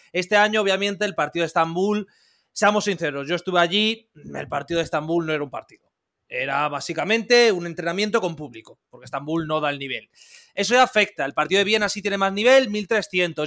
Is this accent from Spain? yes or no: yes; Madrid, Community of Madrid, Spain; yo soy de Madrid, yo vivo en Madrid